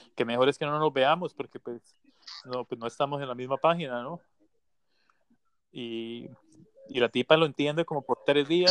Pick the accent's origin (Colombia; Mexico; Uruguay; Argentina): Colombia; moved away; yo también soy de Colombia